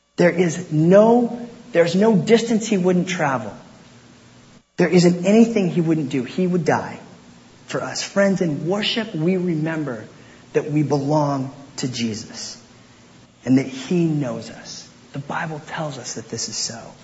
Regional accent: Port Angeles, Washington, United States; I grew up in Port Angeles, Washington, out there on the Olympic Peninsula.

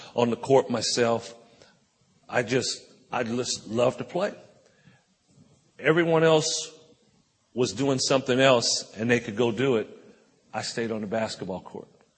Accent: Compton, California, United States; I grew up in Compton, California, right outside of Los Angeles

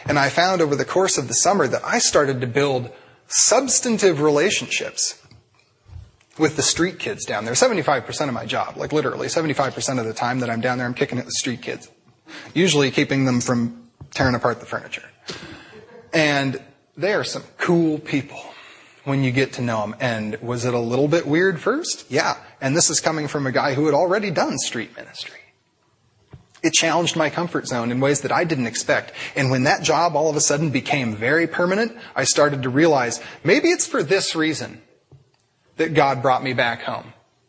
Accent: Princeton, New Jersey, United States; I'm going to move out and I'm going to be a street missionary because I'm from Princeton.

